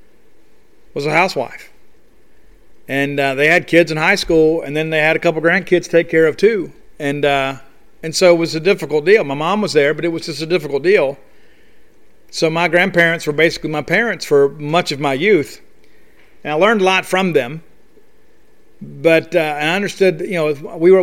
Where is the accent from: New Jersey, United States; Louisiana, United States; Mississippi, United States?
Mississippi, United States; Columbia; I grew up in Columbia, Mississippi, town of about 6,500 people